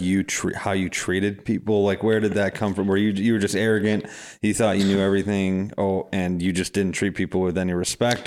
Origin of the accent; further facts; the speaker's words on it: Madison, Wisconsin, United States; I'm from Madison